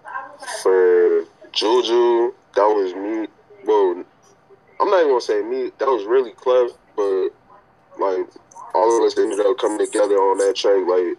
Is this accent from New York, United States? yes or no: yes; New York, United States; accent: mixed New York and Southern; because I'm from New York and I'm from down south, like, I sort of mixed it up. Because, like, a lot of people, like, even when I talk, like, some people will say, like, yeah, accent is, like, mixed up.